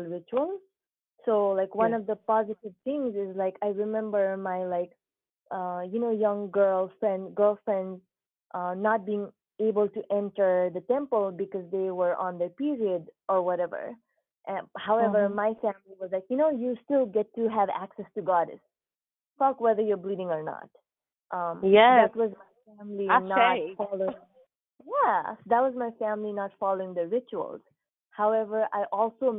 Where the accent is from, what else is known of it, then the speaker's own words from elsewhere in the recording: Nepal; moved away as an adult; now in United States; So I was born in Nepal, born and raised in Nepal. I actually came to the United States when I was 19 years old.